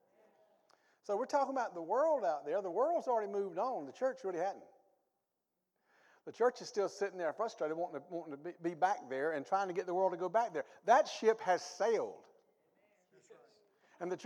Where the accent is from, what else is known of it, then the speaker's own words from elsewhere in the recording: the South, United States; I grew up in the South. Good old Southern people. We ate Southern food.